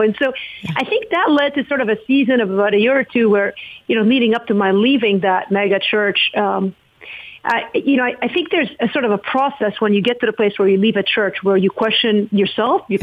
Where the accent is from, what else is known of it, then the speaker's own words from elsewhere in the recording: Lebanon; now in United States; I'm from Lebanon